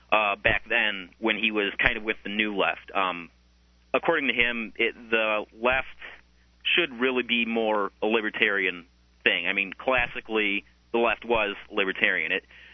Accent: Illinois, United States; I'm from Illinois.

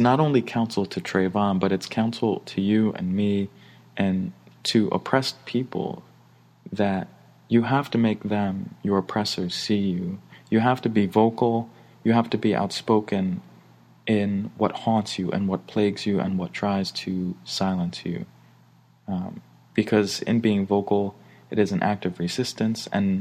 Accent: New York City, New York, United States; I grew up in Brooklyn, New York

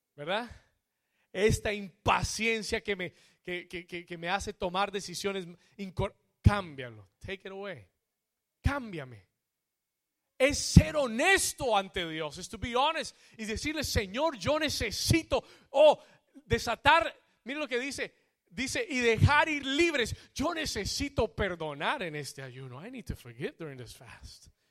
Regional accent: Colombia; Como buen colombiano

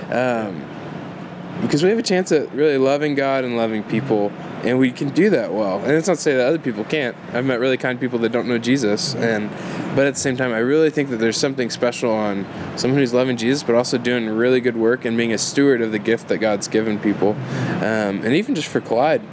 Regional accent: Houston, Texas, United States; moved away as an adult; now in Waco, United States; I'm originally from Houston

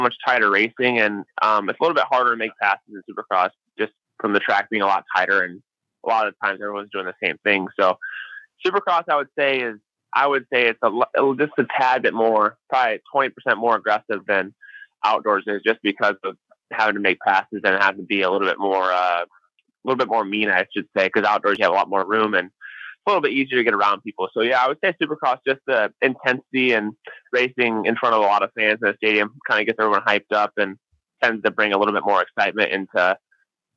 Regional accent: Illinois, United States; I grew up in Illinois, which raced a lot of mud and a lot of different types of dirt.

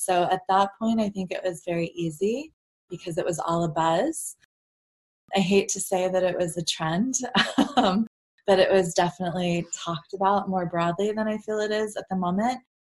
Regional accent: Virginia, United States; I grew up in Virginia

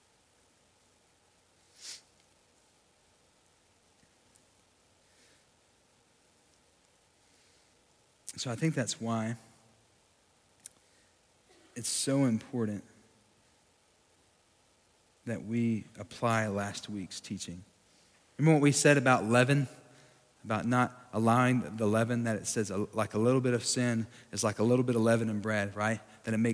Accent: Sweetwater, Texas, United States; my hometown in Sweetwater, Texas

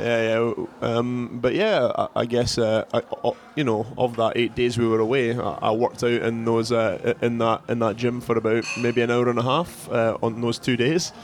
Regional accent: Scotland, United Kingdom; moved away; I'm from Scotland

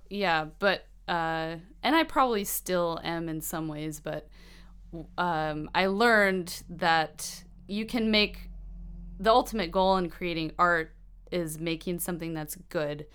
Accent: Asheville, North Carolina, United States; moved away as an adult; also born or lived in Virginia Beach, Virginia / Weaverville, North Carolina; now in Bellingham, United States; I'm from Asheville

